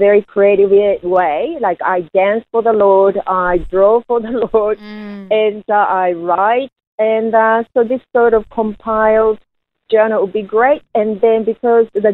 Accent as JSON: {"language": "English", "country": "Japan", "tie": "born or raised there", "said": "I was born in Japan as a third generation Korean descendant. And when I was growing up in Japan"}